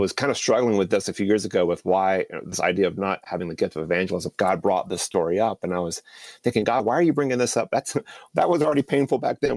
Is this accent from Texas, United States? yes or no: no; Fuquay-Varina, North Carolina, United States; I grew up outside of Raleigh, small little town called Fuqua Arena